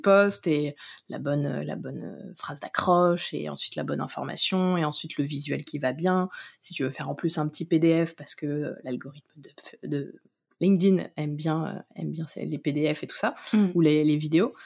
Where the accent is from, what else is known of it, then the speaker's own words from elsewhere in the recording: Noirmoutier, Pays de la Loire, France; moved away; j'ai grandi à Noirmoutier.